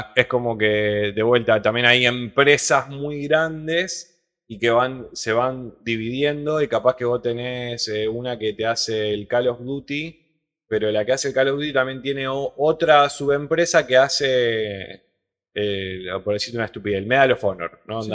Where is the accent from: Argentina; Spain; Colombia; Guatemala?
Argentina; soy argentino